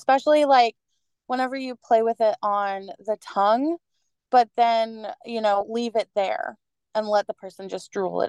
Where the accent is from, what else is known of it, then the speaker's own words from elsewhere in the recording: United States; I come from American geography.